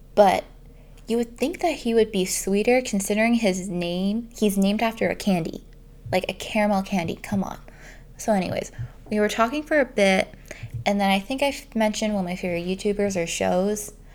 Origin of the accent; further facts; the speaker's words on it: Canada; I'm Canadian